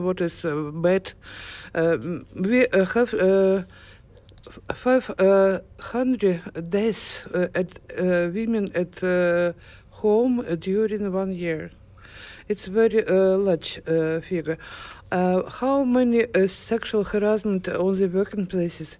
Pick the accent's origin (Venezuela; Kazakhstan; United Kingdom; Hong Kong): Kazakhstan; I'm from Kazakhstan, and I am a head of the Feminist League